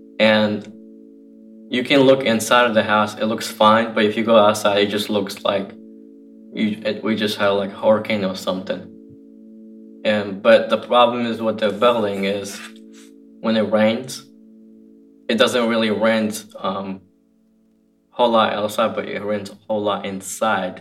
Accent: Ukraine; moved away; I'm 25 years old, and I'm from Ukraine. I've lived in the orphanage 14 years.

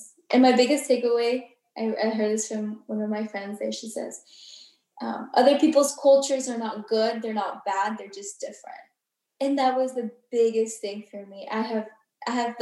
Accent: Southwest Florida, United States; moved away as an adult; also born or lived in Peru / China / New York; growing up in Southwest Florida

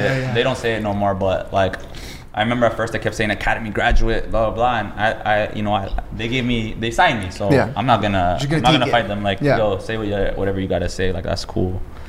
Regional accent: Toronto, Ontario, Canada; I was from Toronto. Obviously, yeah, and grew up there.

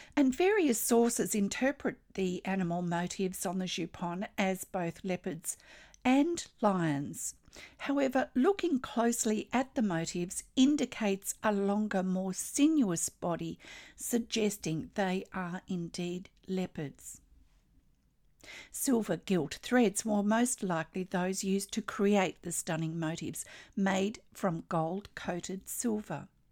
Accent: Australia

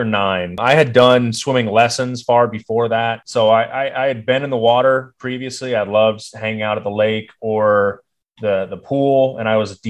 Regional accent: Dover, Ohio, United States; moved away as an adult; also born or lived in Morgantown, West Virginia; growing up in Ohio

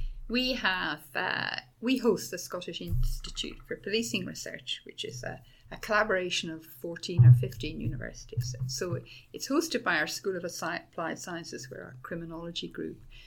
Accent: Dublin, Leinster, Ireland; moved away as an adult; also born or lived in Oxfordshire, England; now in Edinburgh, United Kingdom; I was born and grew up in Dublin

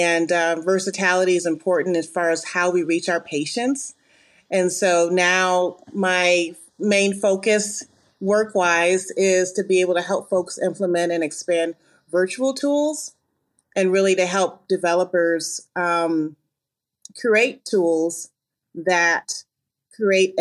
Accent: Ann Arbor, Michigan, United States; I am from the Midwest. I'm originally from Ann Arbor, Michigan.

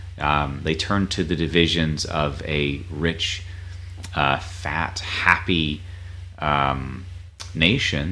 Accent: North Carolina, United States; I grew up in North Carolina

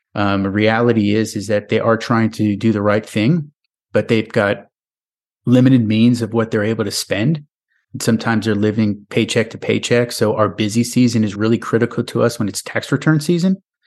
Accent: New York, United States; moved away as an adult; now in Nashville, United States; my home state of New York

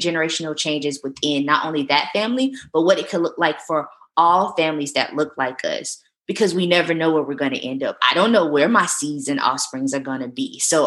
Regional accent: the South, United States; I'm from the South

